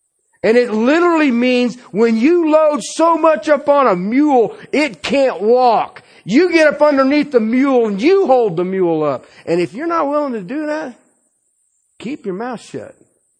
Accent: Colorado, United States; Anytime I travel somewhere and I tell them I'm from Colorado, they want to know about the pot.

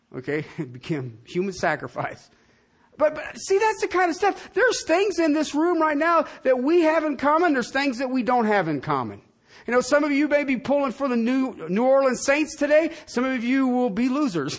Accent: southern England, United Kingdom; moved away; I was from Southern England

